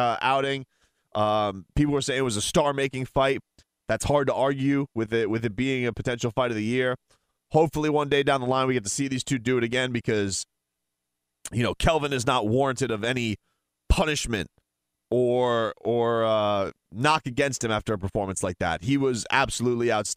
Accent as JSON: {"language": "English", "country": "United States", "said": "as an American"}